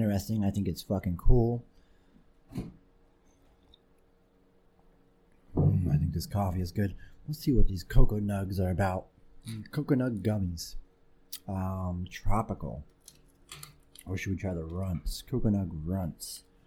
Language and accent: English; Pomona, California, United States; When we lived in Pomona, around gangster Mexicans